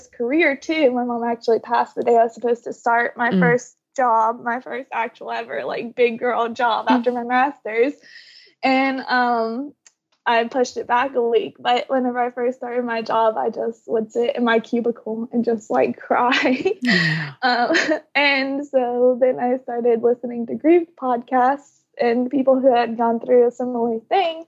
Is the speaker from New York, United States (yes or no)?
no; North Carolina, United States; We were raised in, I'm from North Carolina, so we were raised in the Blue Ridge Mountains